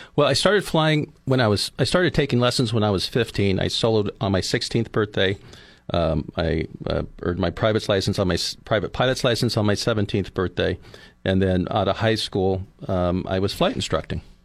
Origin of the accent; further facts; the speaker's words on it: Oceano, California, United States; now in Arroyo Grande, United States; I grew up in Oceano.